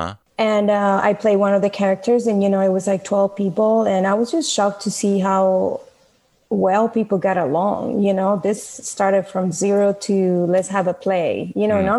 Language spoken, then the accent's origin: English; Venezuela; moved away as an adult; now in United States; I was born in Venezuela.